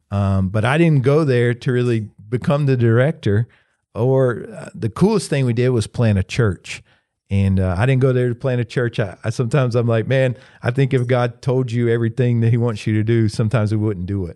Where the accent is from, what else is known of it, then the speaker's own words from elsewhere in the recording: Pendleton, South Carolina, United States; also born or lived in Northeast United States; I'm from Pendleton, South Carolina